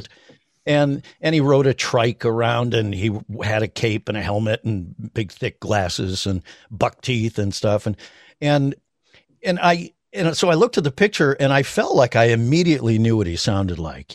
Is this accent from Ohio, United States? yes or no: yes; Cleveland, Ohio, United States; moved away as an adult; now in Los Angeles, United States; I grew up in Cleveland.